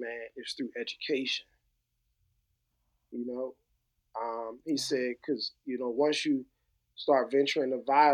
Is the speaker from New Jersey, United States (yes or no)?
yes; New Jersey, United States; growing up in New Jersey during the 80s and the 90s